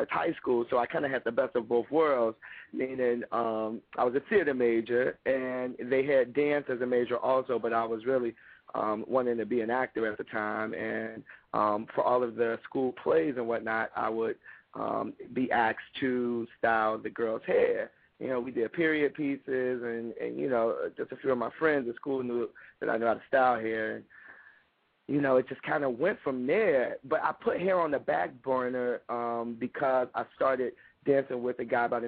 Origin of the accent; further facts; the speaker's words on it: Chicago, Illinois, United States; I'm from Chicago, born and raised, the West Side